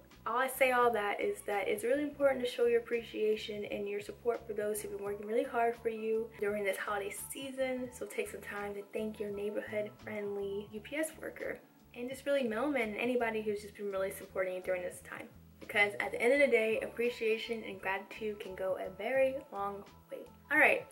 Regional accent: the South, United States; I'm from the South

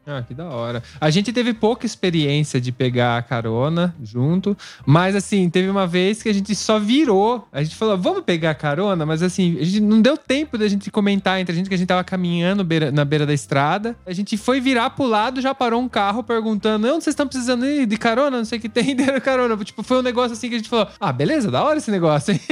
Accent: Brazil; a gente é brasileiro

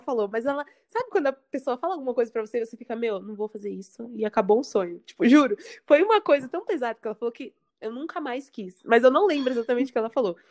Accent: São Paulo, Brazil; now in Santos, Brazil; sou de São Paulo

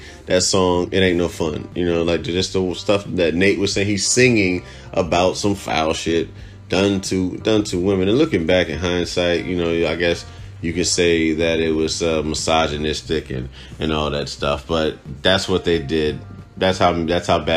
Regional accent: Cuba; moved away; Growing up in Cuba

